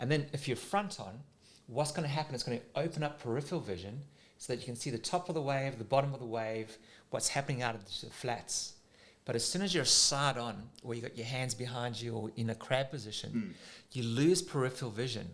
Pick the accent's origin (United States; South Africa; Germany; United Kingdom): South Africa; now in Australia; when I was a kid growing up in South Africa